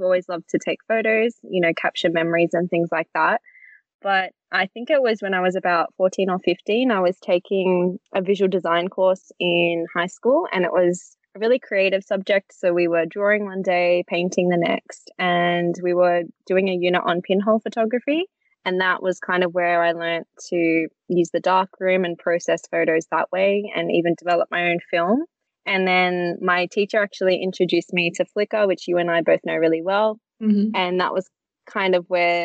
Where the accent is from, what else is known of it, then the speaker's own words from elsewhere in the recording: Sydney, New South Wales, Australia; I'm from Sydney, Australia